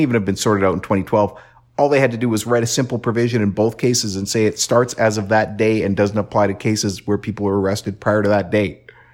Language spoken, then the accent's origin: English; Canada; being Canadian